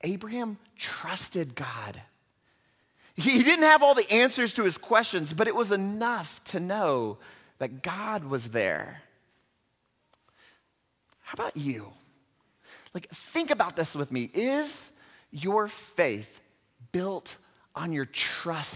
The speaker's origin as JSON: {"language": "English", "town": "Houston", "region": "Texas", "country": "United States", "tie": "born or raised there", "said": "in my hometown where I grew up in Houston, Texas"}